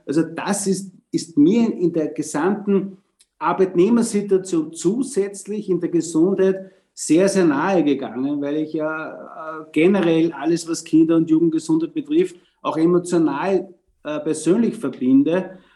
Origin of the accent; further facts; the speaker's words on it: Austria; bei uns in Österreich